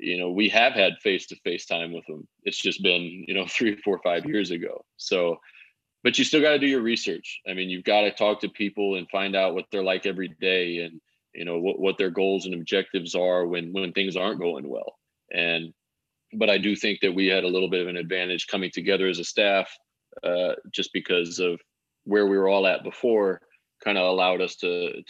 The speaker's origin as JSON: {"language": "English", "country": "United States", "also_born_or_lived": "Belgium", "said": "being an American in another place"}